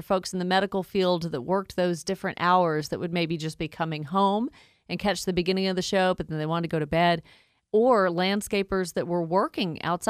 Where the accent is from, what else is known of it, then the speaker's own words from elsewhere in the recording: Pearland, Texas, United States; I grew up with relatives in the Houston area and Pearland, Texas, and they got a lot of that Gulf moisture